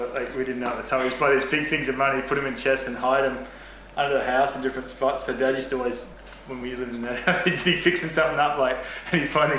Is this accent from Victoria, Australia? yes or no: no; Sunshine Coast, Queensland, Australia; moved away; We come from the Sunshine Coast. It's a small surf farm community, I suppose, north of Brisbane and Queensland, Australia. We grew up, everyone jokes at home that we grew up playing in the bush